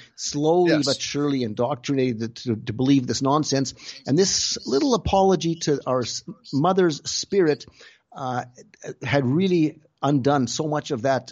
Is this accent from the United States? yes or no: no; Canada; moved away as an adult; now in Germany; We both grew up in Canada. Like our family, we grew up in Canada, but and then I moved to Germany in 1985 already